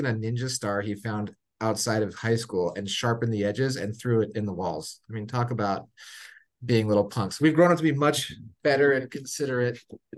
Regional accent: Monrovia, California, United States; also born or lived in Long Beach / Sierra Madre; Then spent the most of my, you know, from 5 to 18 in a town right next to it called Monrovia. So okay. 10 minutes east of Pasadena.

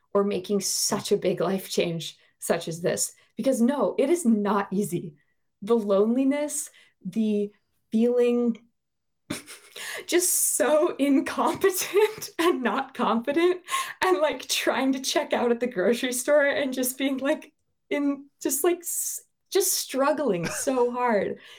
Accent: Bozeman, Montana, United States; moved away as an adult; now in Norway; I grew up in Bozeman, Montana, and I lived there for twenty-nine and a half years.

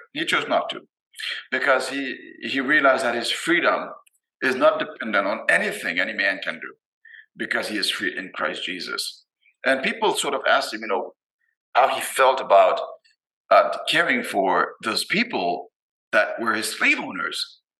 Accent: Boston, Massachusetts, United States; moved away as an adult; now in Haiti; I grew up in Boston

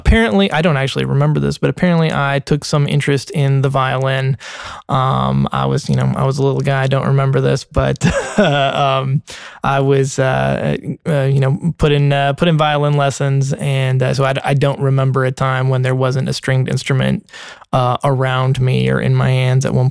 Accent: Middle Tennessee, United States; also born or lived in Nashville, Tennessee; I grew up in Middle Tennessee.

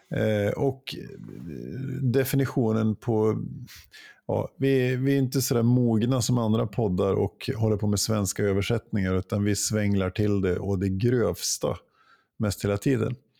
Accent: Jämtland, Sweden; moved away; hemma i Jämtland. Och besökte min mor

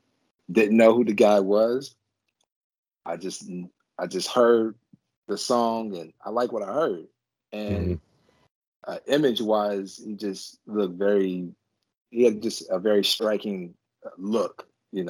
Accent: Newport, Kentucky, United States; I'm from Newport, Kentucky, which is part of Northern Kentucky, or we're right across from Cincinnati, Ohio

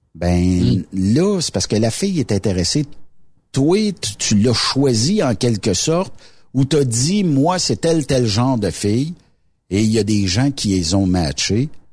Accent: Quebec, Canada

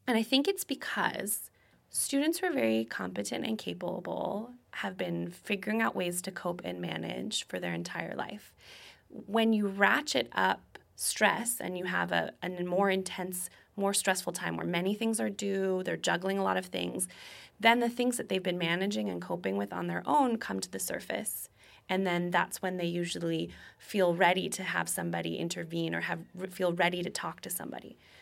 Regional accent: Connecticut, United States; moved away; I grew up in Connecticut, which has one of the best school systems in the country.

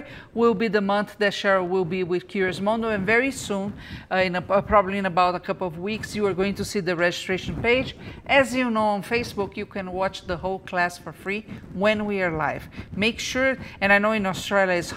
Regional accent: Brazil; moved away; I'm from Brazil

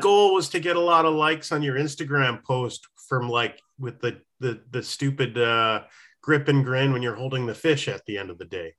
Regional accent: New Hampshire, United States; growing up in New Hampshire, there was this little teeny stream

